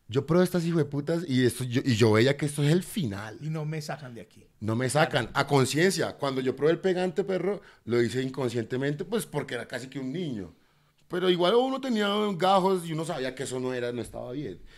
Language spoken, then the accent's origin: Spanish; Cartagena, Bolívar, Colombia; born there; also born or lived in Buenos Aires / Bogotá; Yo, yo nací en Cartagena. A los tres años de Cartagena me fui para Buenos Aires, porque mi mamá se especializó en pediatría en Buenos Aires.